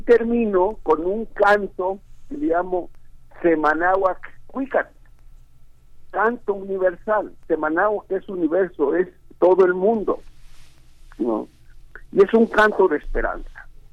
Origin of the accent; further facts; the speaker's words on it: Mexico; nuestra raíz ancestral como mexicanos